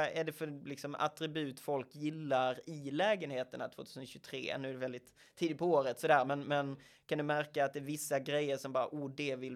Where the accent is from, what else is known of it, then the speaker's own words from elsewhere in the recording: Sweden; Men vi är väldigt trendkänsliga svenskar.